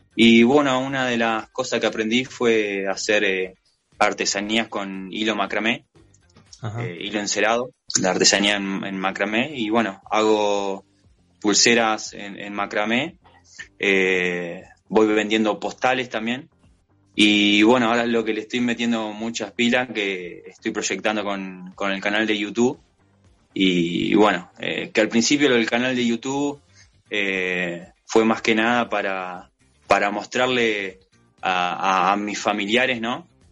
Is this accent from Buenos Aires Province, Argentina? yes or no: yes; General Las Heras, Buenos Aires Province, Argentina; yo soy de General Las Heras, provincia de Buenos Aires